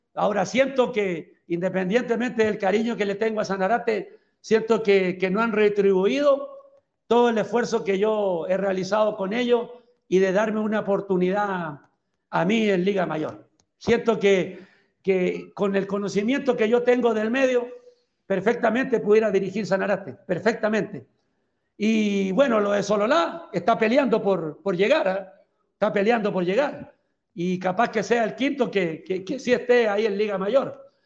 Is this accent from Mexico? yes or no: no; Chile; moved away as an adult; also born or lived in El Salvador / Belize / Nicaragua; now in Guatemala; soy chileno, sigo siendo chileno